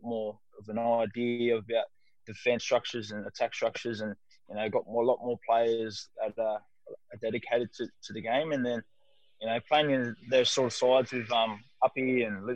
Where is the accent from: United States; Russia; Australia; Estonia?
Australia; Sydney, New South Wales; also born or lived in Manly; I grew up playing in the South area